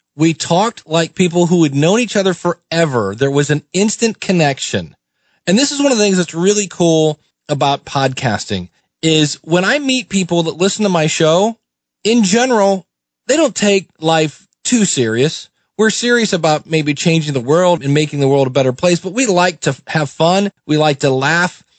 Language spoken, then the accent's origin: English; Akron, Ohio, United States; also born or lived in Cleveland, Ohio; I grew up in Akron, Ohio